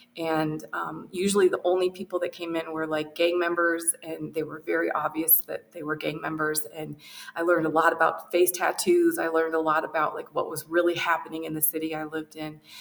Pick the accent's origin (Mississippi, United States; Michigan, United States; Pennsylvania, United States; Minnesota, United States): Michigan, United States; outside of Detroit; I was raised outside of Detroit